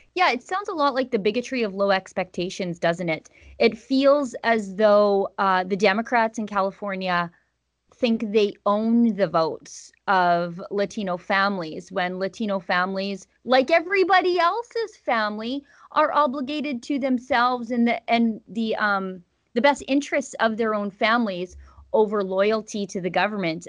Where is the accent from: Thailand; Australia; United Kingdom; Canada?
Canada; as a Canadian